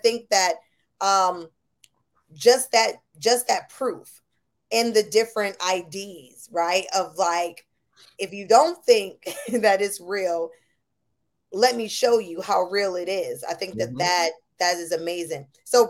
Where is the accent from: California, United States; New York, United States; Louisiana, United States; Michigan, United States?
New York, United States; Buffalo; also born or lived in New Orleans; I'm from Buffalo, New York, but I lived in New Orleans for a number of years. And so I would go home.